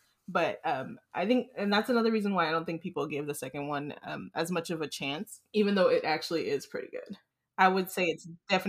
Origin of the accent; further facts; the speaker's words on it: California, United States; I'm also from California